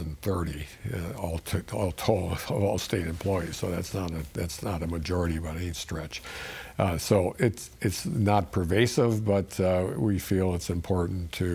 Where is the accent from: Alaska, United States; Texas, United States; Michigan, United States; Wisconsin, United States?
Wisconsin, United States; Sheboygan County; I'm from Sheboygan County